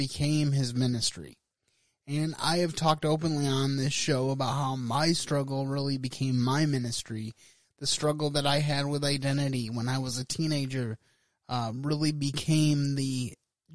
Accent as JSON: {"language": "English", "country": "United States", "said": "as an American"}